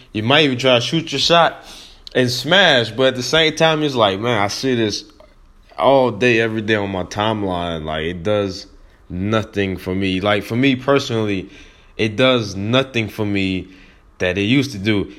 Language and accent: English; New Orleans, Louisiana, United States; I am from New Orleans